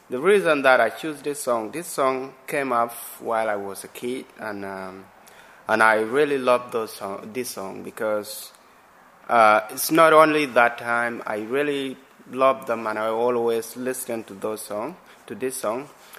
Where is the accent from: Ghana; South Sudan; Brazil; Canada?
South Sudan; now in Brighton, United Kingdom; I'm from South Sudan, and we share the same language